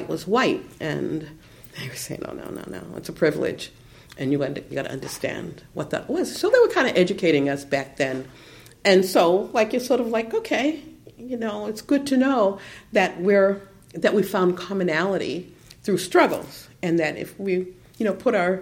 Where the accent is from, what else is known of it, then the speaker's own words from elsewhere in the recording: Boston, Massachusetts, United States; I was raised in South Boston